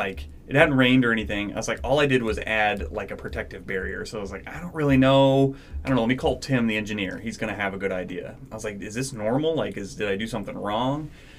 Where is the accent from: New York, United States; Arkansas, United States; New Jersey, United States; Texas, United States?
Arkansas, United States; moved away; Well, I remember when I moved up here, I came from Arkansas, which is very, very humid all the time.